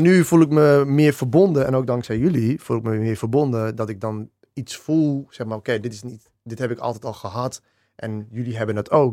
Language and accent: Dutch; Dedemsvaart, Overijssel, Netherlands; also born or lived in Australia; wij zijn echt eh, opgegroeid in Dedemsvaart. in, in, ja, dat is in Overijssel